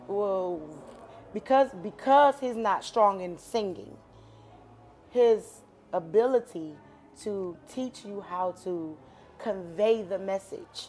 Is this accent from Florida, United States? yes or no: no; Detroit, Michigan, United States; I'm from Detroit, Michigan